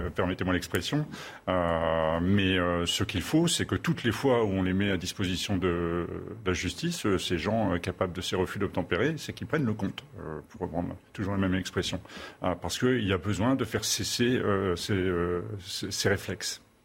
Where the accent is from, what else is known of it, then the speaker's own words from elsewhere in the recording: Channel coast, Hauts-de-France, France; je suis originaire des Hauts-de-France. Euh, du littoral de la Manche